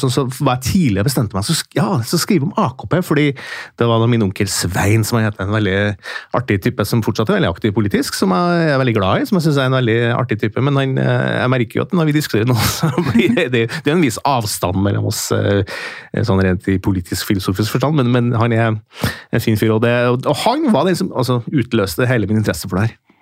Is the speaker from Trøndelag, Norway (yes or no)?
yes; Steinkjer, Trøndelag, Norway; accent: Trøndersk; moved away; mens jeg kommer fra Midt-Norge, da, derav min trønderske eh, melodi. Eh, og En liten by som heter Steinkjer, og der eh, vokste opp